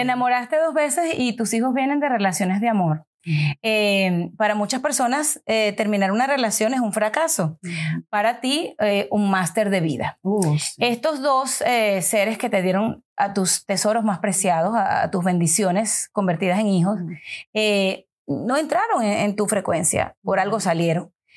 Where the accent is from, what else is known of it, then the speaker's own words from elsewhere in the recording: Venezuela; Mariana y yo somos venezolanas